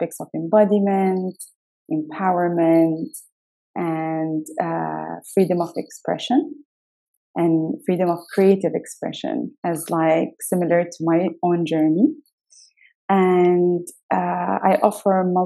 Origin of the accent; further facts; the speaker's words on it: United Arab Emirates; also born or lived in United Kingdom; I was born in the UK and grew up in the UAE.